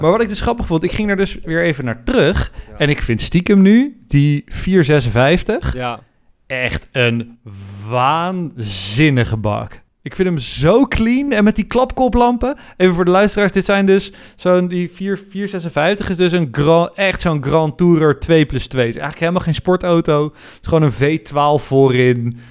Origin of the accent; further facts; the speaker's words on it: Netherlands; wij als Nederlanders